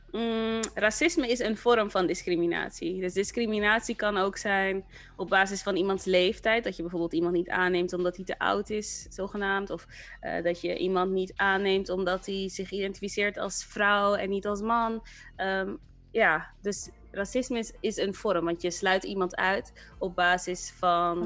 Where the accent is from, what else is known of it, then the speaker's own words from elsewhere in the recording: Rotterdam, South Holland, Netherlands; moved away as an adult; also born or lived in Amsterdam; Ik ben zelf opgegroeid in Rotterdam en in Rotterdam ben ik ehm, in Kralingen opgegroeid